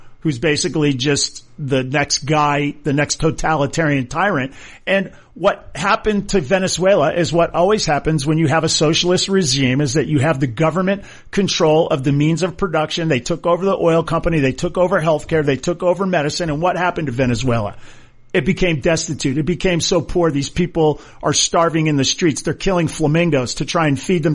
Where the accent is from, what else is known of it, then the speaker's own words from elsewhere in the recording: Hawaii, United States; moved away; I grew up my whole life just about in Hawaii.